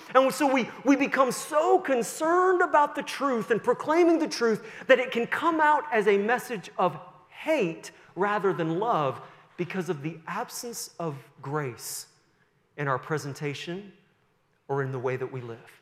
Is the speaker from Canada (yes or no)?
yes; Sussex, New Brunswick, Canada; moved away; I was born in 1973 in Sussex, New Brunswick, and went to Kingswood, just down the road there in Sussex, for some years.